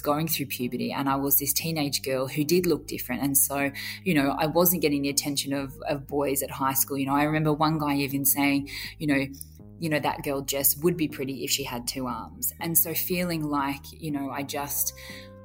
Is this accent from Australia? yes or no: yes; Grafton, New South Wales, Australia; I grew up in country near South Wales in Grafton on the far north coast